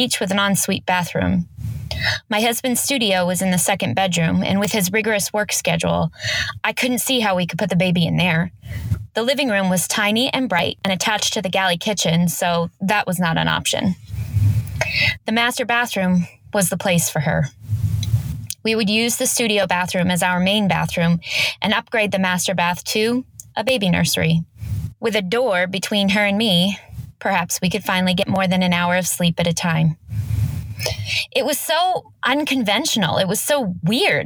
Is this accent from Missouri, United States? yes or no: no; Los Angeles, California, United States; I'm from Los Angeles, California, actually just a little bit outside